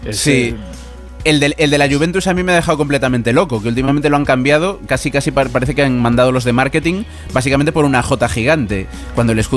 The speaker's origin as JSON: {"language": "Spanish", "town": "A Coruña", "region": "Galicia", "country": "Spain", "said": "yo que soy de Coruña"}